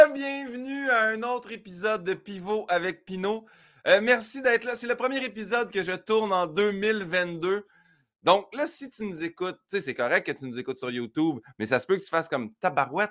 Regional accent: Saint-Hyacinthe, Quebec, Canada; à Saint-Hyacinthe, ma ville natale

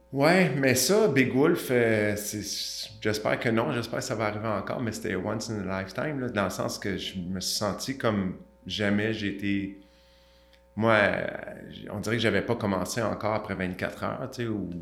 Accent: Montreal, Quebec, Canada; je viens de Saint-Michel. Ceux qui ne connaissent pas, c'est un petit peu défavorisé à Montréal.

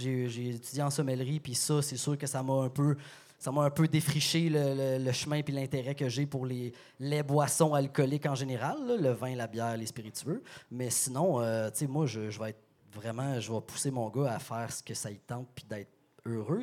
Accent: Sherbrooke, Quebec, Canada; je suis natif de Sherbrooke. Je suis un petit gars de Sherbrooke

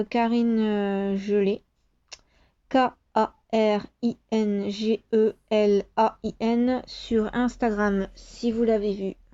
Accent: France; chez nous en France

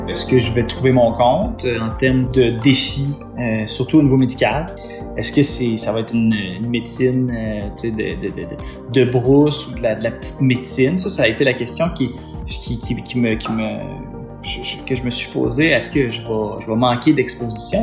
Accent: Estrie, Quebec, Canada; moved away as an adult; now in Matane, Canada; je viens de l'Estrie

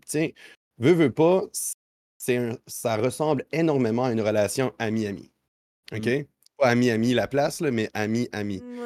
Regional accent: New Brunswick, Canada; moved away as an adult; now in Quebec City, Canada; je suis un, Acadien. J'ai grandi au Nouveau-Brunswick. je suis déménagé maintenant à Québec

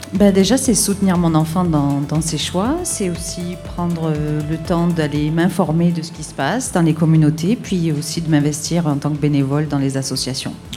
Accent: France; now in Montreal, Canada; je suis française

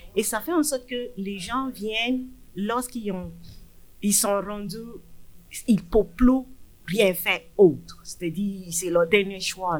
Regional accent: Nigeria; French is a second language; moved away as an adult; also born or lived in England; now in Abitibi-Témiscamingue, Canada; je suis d'origine du Nigeria

